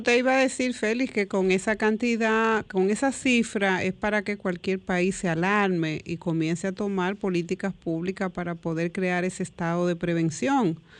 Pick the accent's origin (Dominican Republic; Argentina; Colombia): Dominican Republic; como dominicano